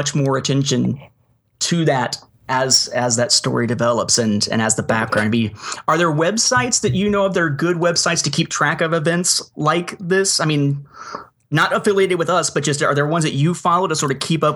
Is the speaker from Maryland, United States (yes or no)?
no; Evansville, Indiana, United States; born or raised there; moved away as an adult